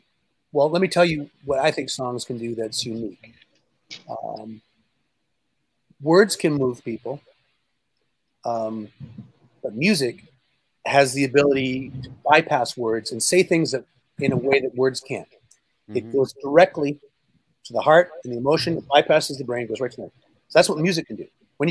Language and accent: English; Canada; But I come from Canada, and there's a lot of singer-songwriters like …, for example.